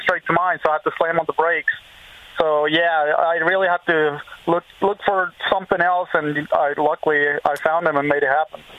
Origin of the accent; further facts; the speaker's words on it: Venezuela; moved away as an adult; also born or lived in Florida; now in United States; I'm Venezuelan too